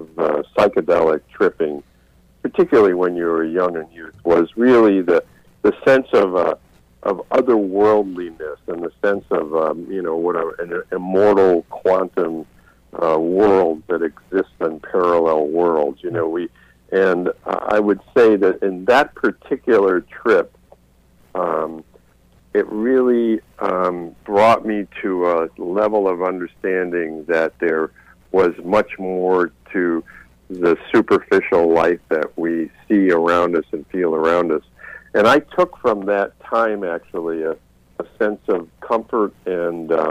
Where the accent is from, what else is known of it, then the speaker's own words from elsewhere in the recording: the Berkshires, Massachusetts, United States; I grew up in the Berkshires in Massachusetts